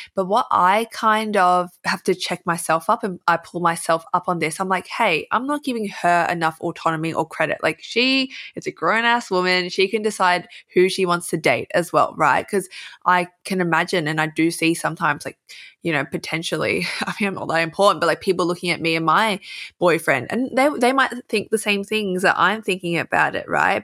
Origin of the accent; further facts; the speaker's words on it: Australia; accent: Aussie; I can feel myself emphasizing my Aussie accent or being Australian